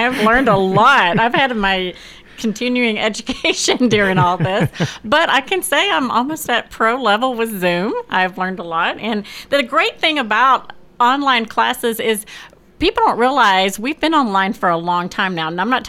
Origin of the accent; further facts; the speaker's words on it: California, United States; now in Murfreesboro, United States; I came from California, and I was part of a pretty big theater group there.